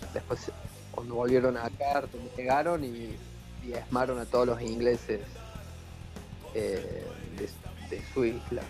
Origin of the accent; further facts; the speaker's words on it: Córdoba, Argentina; now in Ushuaia, Argentina; Yo soy de Córdoba